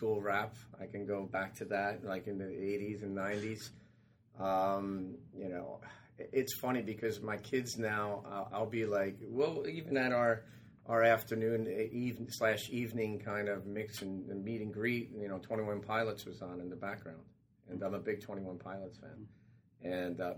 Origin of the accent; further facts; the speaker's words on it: United States; moved away as an adult; being in the English League as an American player